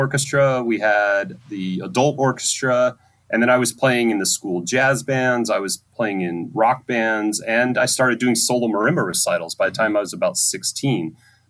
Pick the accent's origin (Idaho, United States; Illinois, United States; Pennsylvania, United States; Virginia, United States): Idaho, United States; moved away as an adult; also born or lived in Michigan; I grew up in Idaho, and I did not grow up in a musical family.